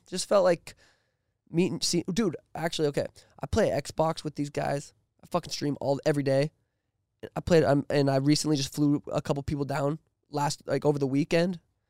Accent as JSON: {"language": "English", "region": "Montana", "country": "United States", "said": "I'm 26. Yep. I'm from Montana."}